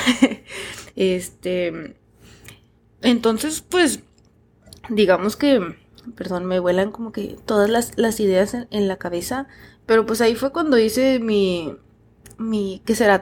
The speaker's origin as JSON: {"language": "Spanish", "country": "Mexico", "moved": "as an adult", "said": "yo me fui de México"}